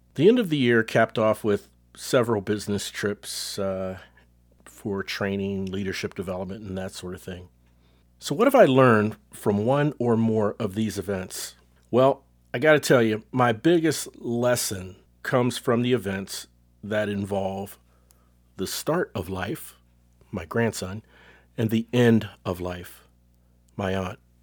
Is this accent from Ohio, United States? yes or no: yes; Cincinnati, Ohio, United States; now in Texas, United States; Cincinnati, my hometown